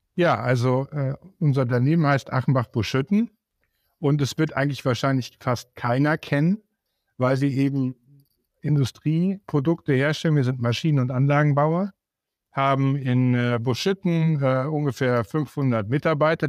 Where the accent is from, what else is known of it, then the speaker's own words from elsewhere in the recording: Siegen, North Rhine-Westphalia, Germany; ich komme ja aus Siegen